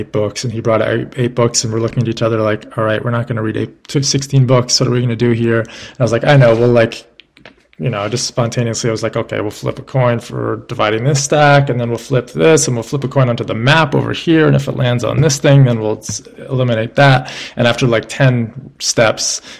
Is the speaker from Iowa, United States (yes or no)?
no; New York City, New York, United States; We were growing up in New York City